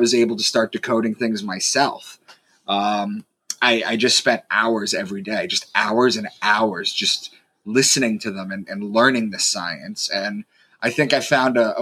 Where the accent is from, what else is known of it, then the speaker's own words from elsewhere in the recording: Long Island, New York, United States; moved away as an adult; also born or lived in Boston; I'm from Long Island, and I had moved to Boston for a job